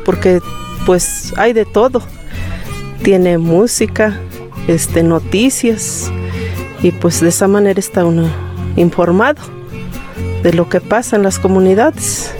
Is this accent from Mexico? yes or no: yes; Atixtaca, Veracruz, Mexico; Yo soy de aquí de Atixtaca, municipio de Zacualpan, Veracruz